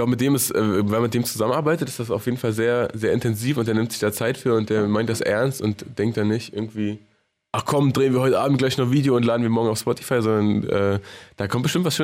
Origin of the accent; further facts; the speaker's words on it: Baden-Württemberg, Germany; now in Berlin, Germany; Das war meine Phase als, Sta als Schwabe.